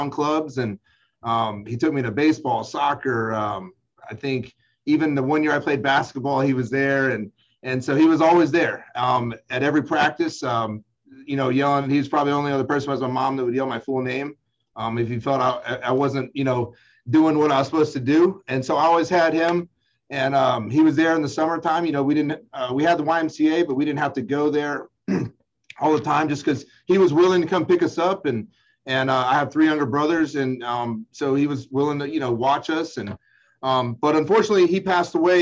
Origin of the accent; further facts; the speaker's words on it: Huntsville, Alabama, United States; I grew up there in Huntsville